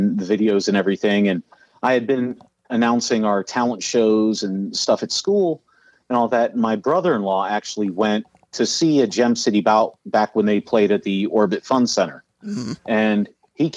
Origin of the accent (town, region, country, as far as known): Ohio, United States; born or raised there; also born or lived in Columbus, Ohio / Chicago, Illinois / Berwyn, Illinois